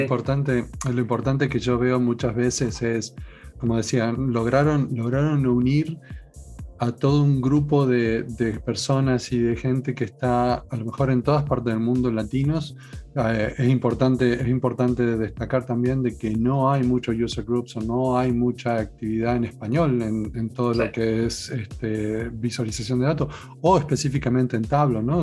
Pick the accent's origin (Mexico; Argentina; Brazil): Argentina; moved away; yo ya dije que era de Argentina